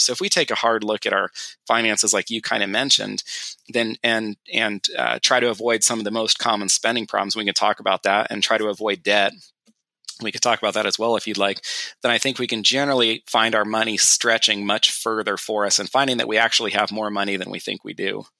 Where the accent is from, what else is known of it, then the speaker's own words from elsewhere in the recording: California, United States; moved away; my wife and I grew up in California together